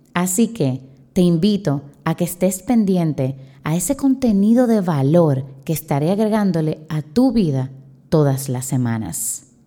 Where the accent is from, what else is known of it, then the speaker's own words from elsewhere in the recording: Dominican Republic; soy de la República Dominicana, soy profesora